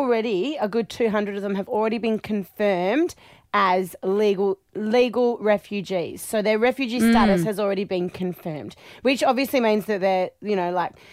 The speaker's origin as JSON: {"language": "English", "country": "Australia", "said": "I don't want that to represent us as Australian people"}